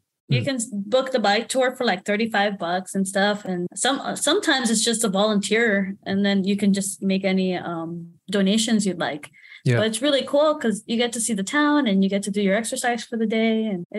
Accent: Florida, United States; I'm from Florida. I like that warm bath water.

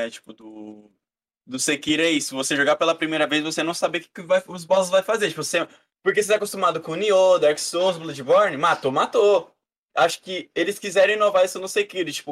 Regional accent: Brazil; é igual eu falo em live. Eu sou brasileiro.

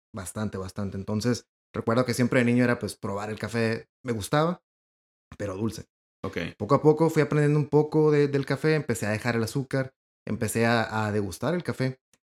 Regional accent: Ensenada, Baja California, Mexico; now in Monterrey, Mexico; soy de Ensenada.

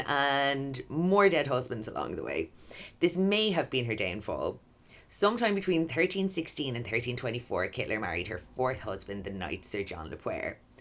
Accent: Kilkenny, County Kilkenny, Ireland; Kilkenny, my hometown

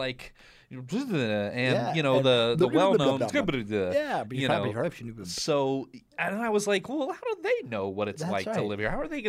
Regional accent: Midwest, United States; now in Austin, United States; I grew up in the Midwest on the banks of the muddy Mississippi.

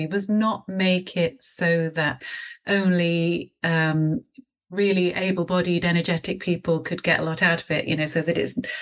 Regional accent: Bristol, South West England, United Kingdom; I live in Bristol, and I'm from Bristol, so, you know, I've always been here

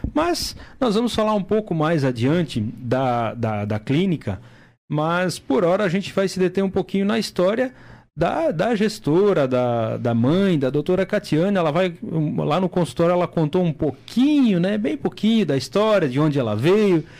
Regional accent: Timbó, Santa Catarina, Brazil; moved away; lá na minha cidade, lá em Timbó

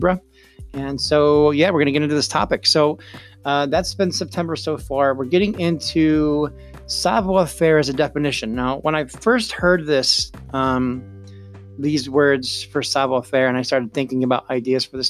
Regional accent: upstate New York, United States; my hometown in upstate New York

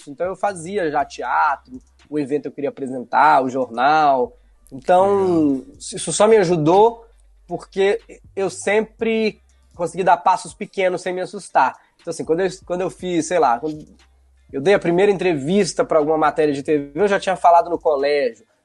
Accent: Belo Horizonte, Minas Gerais, Brazil; Eu sou de Belo Horizonte e sou de bairro, de um bairro muito tradicional lá, chamado Barroca.

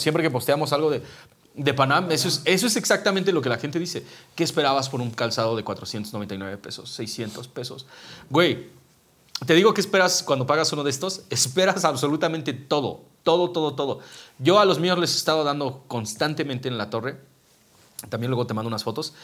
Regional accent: Mexico City, Mexico; nosotros somos la Ciudad de México

